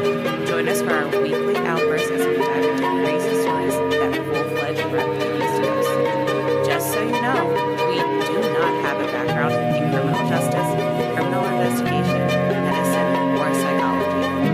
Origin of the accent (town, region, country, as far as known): Baltimore, Maryland, United States